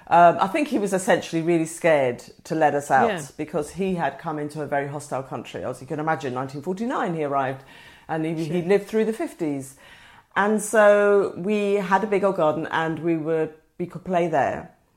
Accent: Woolwich, London, United Kingdom; It was not the Woolwich that it is today. It was a squaddy town. And we were a mixed race family. My father was Nigerian, my mother English.

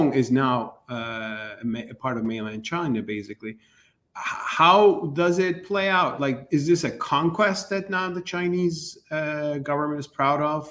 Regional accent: Turkey; I'm from Turkey

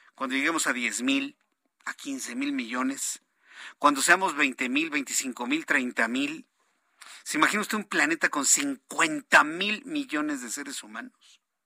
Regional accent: Mexico; somos muchos mexicanos

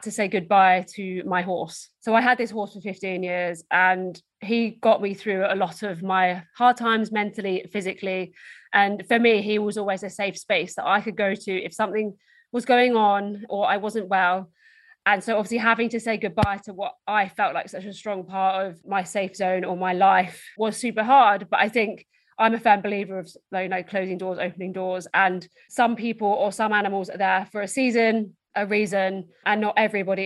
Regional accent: Essex, East of England, United Kingdom; So I'm from Essex in the UK, which is just outside London.

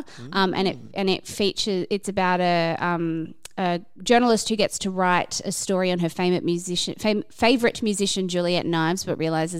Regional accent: Brisbane, Queensland, Australia; We're all from Brisbane

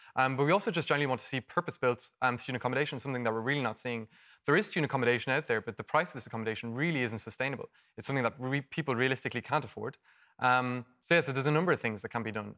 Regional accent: Dublin, Leinster, Ireland; I'm originally from Dublin

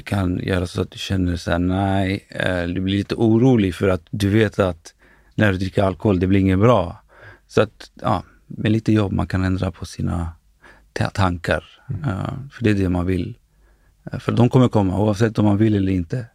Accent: Stockholm, Stockholm County, Sweden; jag är född och uppvuxen i Akalla, en förort eh, i västerort eller norr, norra delen av Stockholm

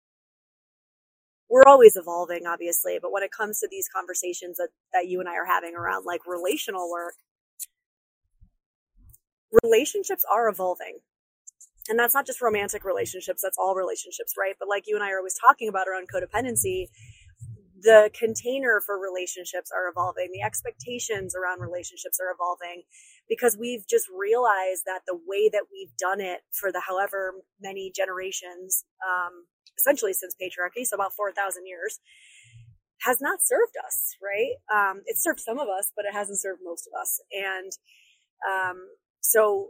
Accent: upstate New York, United States; my upstate New Yorker spidey senses

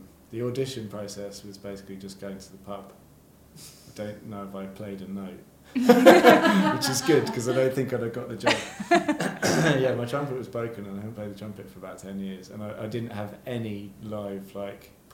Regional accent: Shrewton, South West England, United Kingdom; now in Brighton, United Kingdom; I grew up in Wiltshire, about a mile from Stonehenge

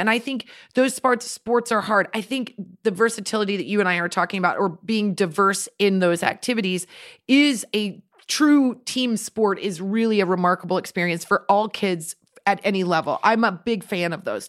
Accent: Midwest, United States; We grew up in the Midwest where they didn't have soccer.

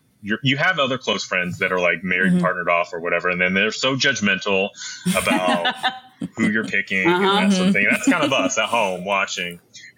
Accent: New York, United States; We're all from New York.

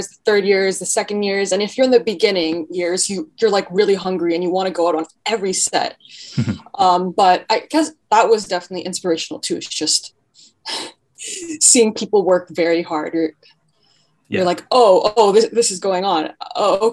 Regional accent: Mississauga, Ontario, Canada; I grew up in Mississauga in a very suburban area

